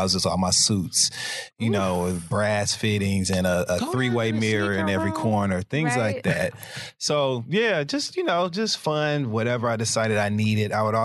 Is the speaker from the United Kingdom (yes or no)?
no; Midwest, United States; I'm from the Midwest